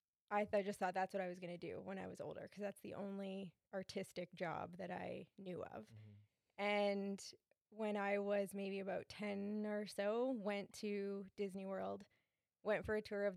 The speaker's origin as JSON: {"language": "English", "town": "Thunder Bay", "region": "Ontario", "country": "Canada", "said": "I'm originally from Thunder Bay. I moved away to go to school for design, mm-hmm. And then came back and started working."}